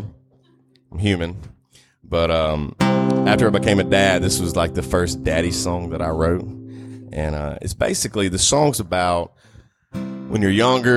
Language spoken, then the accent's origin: English; Northeast Louisiana, United States; I grew up in Northeast Louisiana.